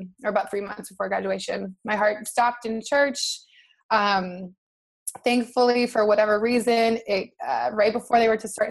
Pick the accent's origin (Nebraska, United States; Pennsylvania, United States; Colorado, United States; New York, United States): Nebraska, United States; now in Santa Monica, United States; I'm from Nebraska originally.